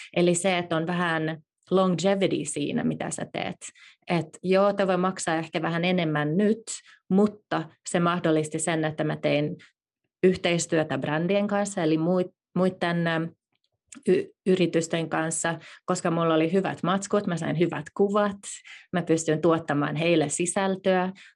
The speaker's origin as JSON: {"language": "Finnish", "country": "Finland", "also_born_or_lived": "Silicon Valley, United States", "moved": "yes", "lives_now": "United States", "said": "päätettiin muuttaa takaisin Suomeen"}